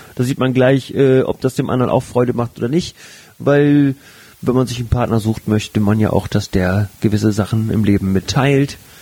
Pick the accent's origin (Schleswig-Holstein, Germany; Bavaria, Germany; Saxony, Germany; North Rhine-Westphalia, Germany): Schleswig-Holstein, Germany; Flensburg; also born or lived in Hamburg; gebürtiger Flensburger